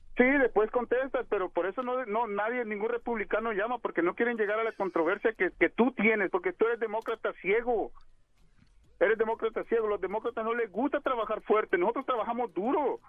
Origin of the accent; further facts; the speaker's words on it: El Salvador; now in United States; yo soy salvadoreño. Yo nací en El Salvador.